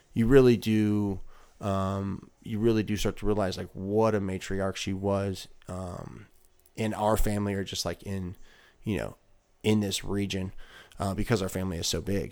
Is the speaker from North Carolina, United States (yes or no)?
no; Illinois, United States; we're from Illinois